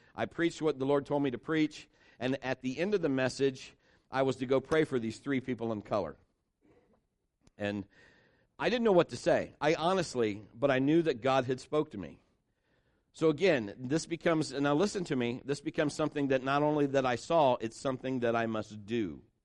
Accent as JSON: {"language": "English", "town": "Marion", "country": "United States", "tie": "born or raised there", "said": "Kim and I were both born and raised in Marion"}